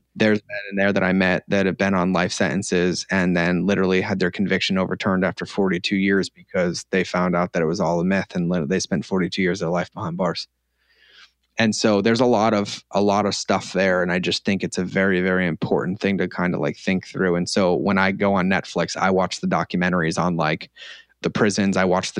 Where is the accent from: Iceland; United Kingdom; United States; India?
United Kingdom; Scotland; I'm Scottish, but I felt at home and grounded